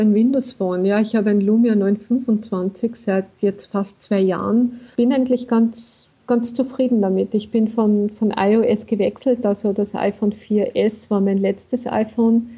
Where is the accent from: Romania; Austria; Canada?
Austria; Bei uns in Österreich